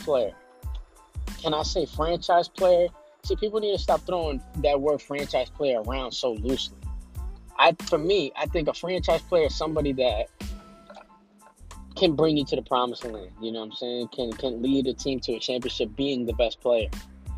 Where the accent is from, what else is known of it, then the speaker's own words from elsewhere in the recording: Boston, Massachusetts, United States; I'm from Boston